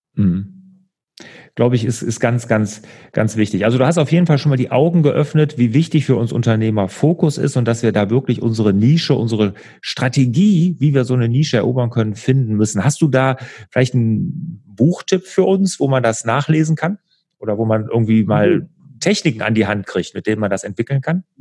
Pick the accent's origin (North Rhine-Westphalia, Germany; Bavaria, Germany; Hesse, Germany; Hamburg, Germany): North Rhine-Westphalia, Germany; Bergisches Land; ich komme ja aus dem Bergischen Land